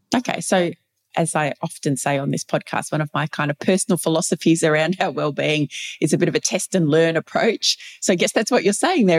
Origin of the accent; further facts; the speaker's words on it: Victoria, Australia; my home state of Victoria here in Australia